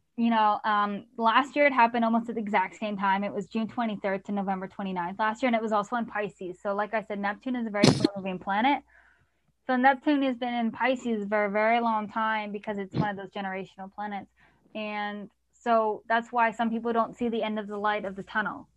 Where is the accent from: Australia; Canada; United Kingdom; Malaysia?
Canada; I'm Canadian